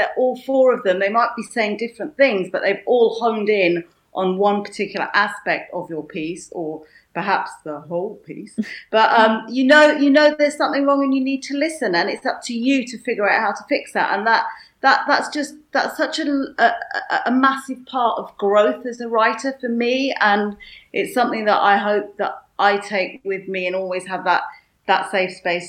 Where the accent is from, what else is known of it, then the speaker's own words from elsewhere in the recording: Yorkshire and the Humber, United Kingdom; I might be from Yorkshire, but I could definitely not pull off the Yorkshire accent.